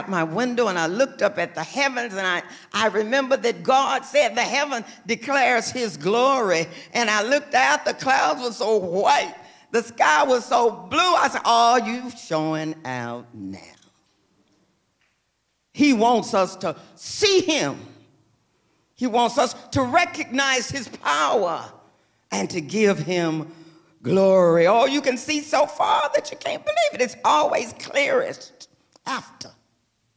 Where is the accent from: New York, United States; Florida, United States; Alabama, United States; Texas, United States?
Texas, United States; moved away as an adult; now in California, United States; I was born and raised in Texas. I've spent 40 years in Texas, and I spent 35 years now in California